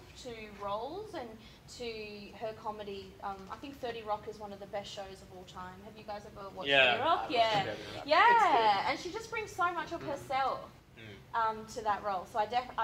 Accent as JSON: {"language": "English", "country": "Australia"}